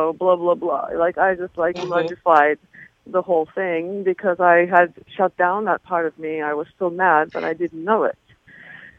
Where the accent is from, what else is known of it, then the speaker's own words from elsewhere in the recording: Turkey; moved away; I'm originally from Turkey